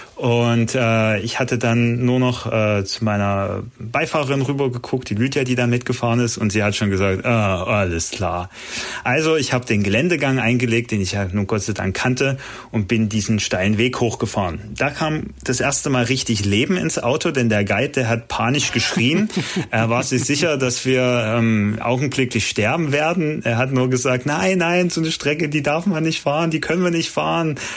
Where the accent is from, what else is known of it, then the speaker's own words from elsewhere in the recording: Germany; meine Heimat